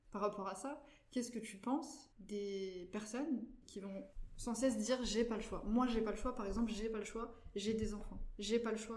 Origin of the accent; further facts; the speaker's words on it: France; also born or lived in North Macedonia; moi, je suis arrivée en, France à 3 ans, puisque je suis née en Macédoine, donc en ex-Yougoslavie.